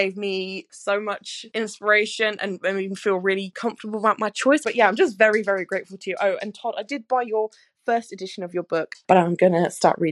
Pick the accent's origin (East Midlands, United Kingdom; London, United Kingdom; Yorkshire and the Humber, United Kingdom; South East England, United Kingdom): East Midlands, United Kingdom; Northampton; I'm from Northampton